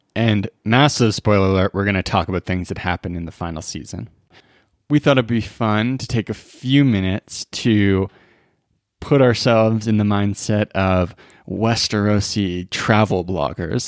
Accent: British Columbia, Canada; now in Alberta, Canada; I grew up in B C

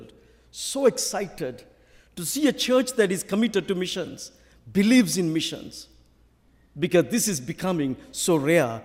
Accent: Sri Lanka; accent: Sri Lankan; I will keep to my own original Sri Lankan accent

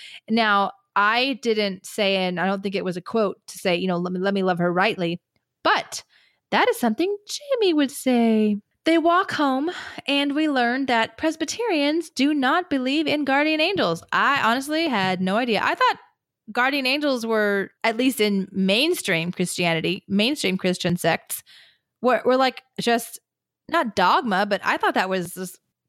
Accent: Canada; And I'm a Canadian in my middle 50s.

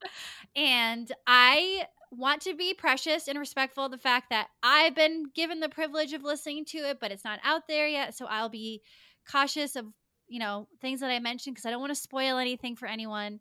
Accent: Lincoln, Rhode Island, United States; I grew up in Lincoln, Rhode Island, snooze town, U S A.

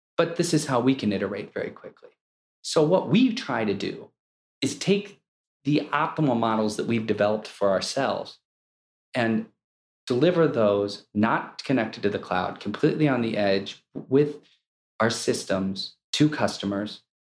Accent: Akron, Ohio, United States; I grew up in Akron, Ohio, where it was the rubber capital of the world

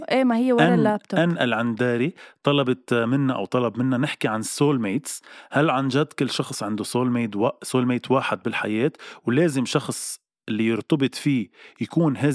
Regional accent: Lebanon; اي عائله كتير كبيره عندنا بلبنان

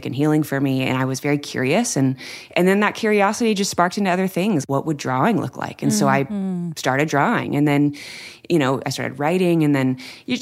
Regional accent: Anaheim, California, United States; I grew up in California, right down the street from Disneyland.

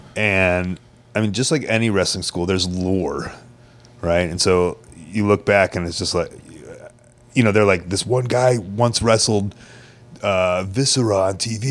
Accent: Chicago, Illinois, United States; in Chicago growing up

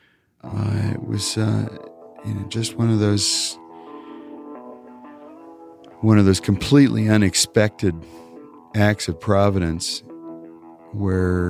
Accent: Wyoming, United States; now in New York, United States; I'm from a little town in Wyoming

